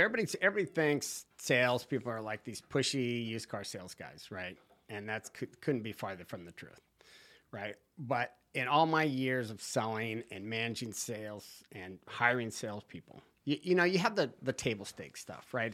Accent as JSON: {"language": "English", "town": "Santa Barbara", "region": "California", "country": "United States", "tie": "born or raised there", "moved": "as an adult", "lives_now": "Wrightsville Beach, United States", "said": "I am originally from California. Santa Barbara. I grew up on the beach, Rincon Point"}